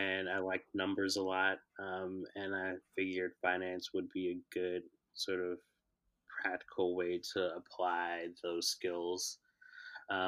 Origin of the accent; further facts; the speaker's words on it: Chicago, Illinois, United States; I was born and raised in Chicago